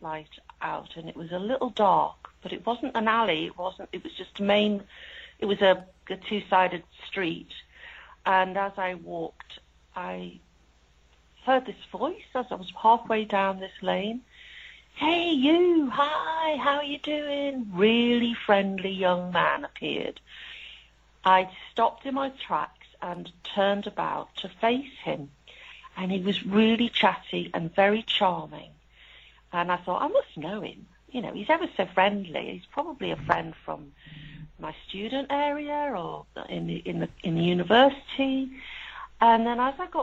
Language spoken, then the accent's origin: English; Liverpool, North West England, United Kingdom; moved away as an adult; also born or lived in Leeds; I'm from Liverpool.